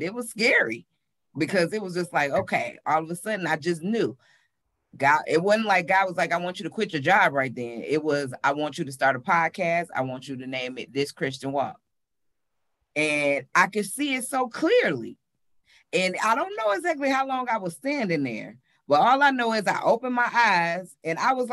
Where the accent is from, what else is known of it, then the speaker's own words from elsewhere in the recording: Detroit, Michigan, United States; moved away as an adult; now in Charlotte, United States; born and raised in Detroit, Michigan